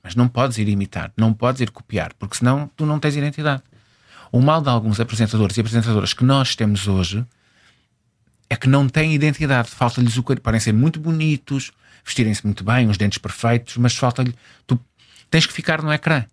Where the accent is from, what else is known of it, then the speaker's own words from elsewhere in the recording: Angola; Eu nasci em Angola